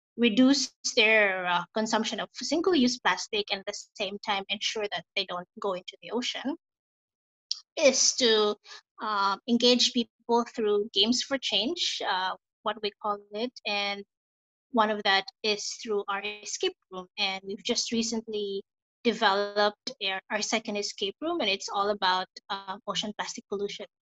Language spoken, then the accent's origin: English; Philippines; moved away as an adult; now in Bali, Indonesia; I'm originally from the Philippines. Um, I moved here in Bali in 2014, so almost six years now